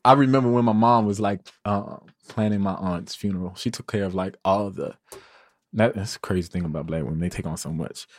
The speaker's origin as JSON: {"language": "English", "town": "Chicago", "region": "Illinois", "country": "United States", "said": "I'm from the Wild Hundreds."}